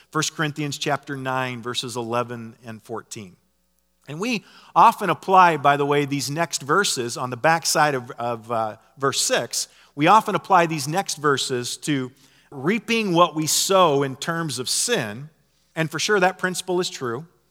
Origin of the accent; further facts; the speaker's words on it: Nebraska, United States; I grew up in Nebraska